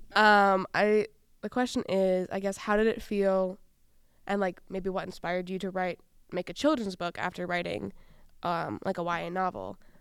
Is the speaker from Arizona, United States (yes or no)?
no; Wisconsin, United States; also born or lived in Rondo, Saint Paul, Minnesota; now in Saint Paul, United States; I grew up in Wisconsin